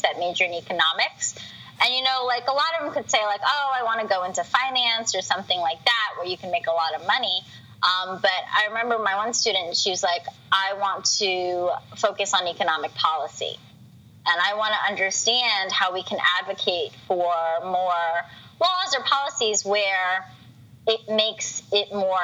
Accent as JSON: {"language": "English", "country": "United States", "said": "I'm an American"}